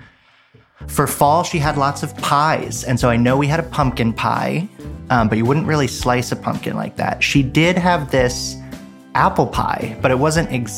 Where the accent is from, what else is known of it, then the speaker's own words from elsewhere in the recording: Stuart, Florida, United States; I grew up in Florida. I grew up in Stuart, Florida, which is right near the big lake in the middle